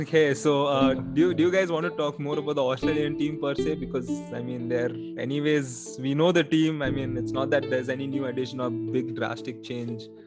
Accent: India; as an Indian

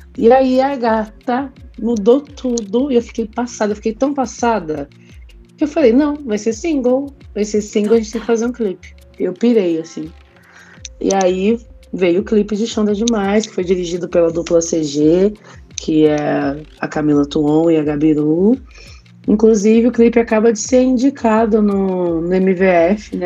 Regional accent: Jacareí, São Paulo, Brazil; moved away as an adult; Quando eu saí da minha cidade, aliás, né? Saí de Jacareí e fui morar em São Paulo.

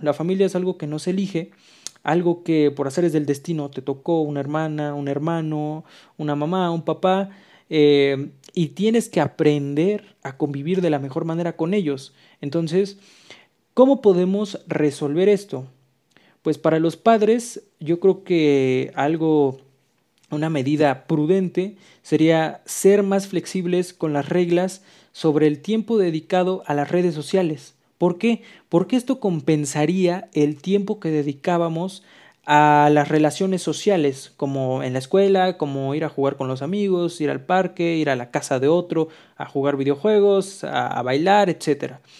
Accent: Mexico; aquí en México, que pues somos un país muy bonito

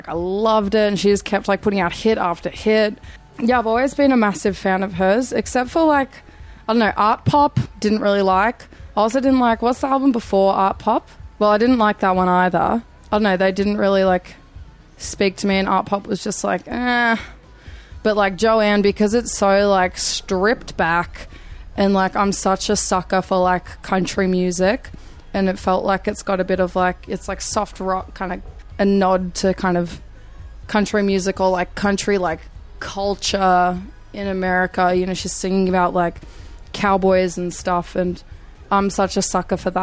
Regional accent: Melbourne, Victoria, Australia; I'm a Greek from Melbourne.

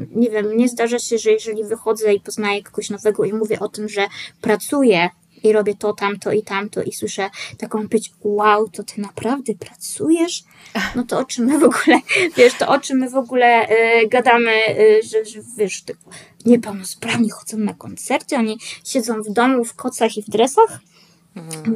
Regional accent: Poland; jestem z Polski

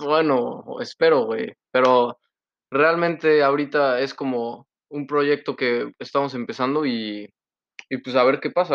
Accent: Poblano, Puebla, Mexico; now in Canada; Yo soy el poblano

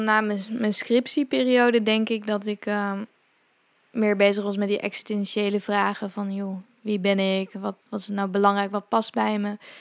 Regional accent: Zeewolde, Flevoland, Netherlands; also born or lived in India; ik ben wel in Zeewolde opgegroeid

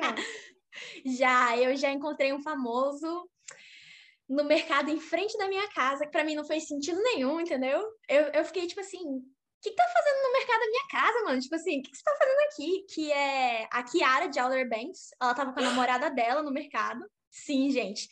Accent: Porto Velho, Rondônia, Brazil; moved away as an adult; now in Los Angeles, United States; sou de Porto Velho, Rondônia, não Roraima

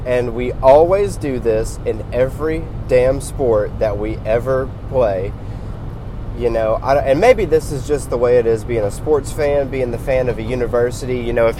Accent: Lexington, Kentucky, United States; I was born into Kentucky sports, just being, you know, born and raised in Lexington, Kentucky.

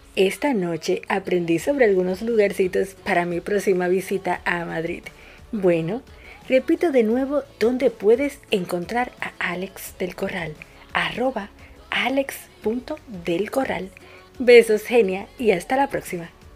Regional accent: Dominican Republic; now in Buenos Aires, Argentina; una dominicana

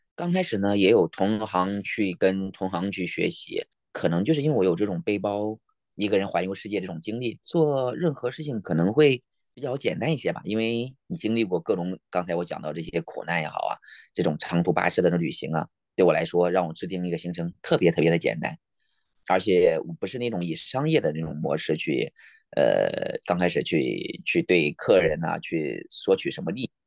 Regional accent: Nanyang, Henan, China; moved away as an adult; now in Alaska, United States; 我老家是河南南阳

